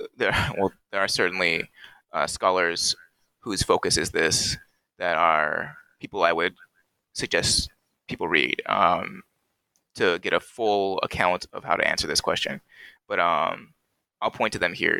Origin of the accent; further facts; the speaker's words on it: Cerritos, California, United States; in my home city, in my hometown of Cerritos